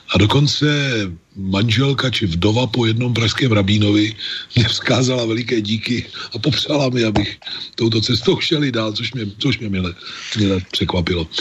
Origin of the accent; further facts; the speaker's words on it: Prague, Czechia; já jsem Pražák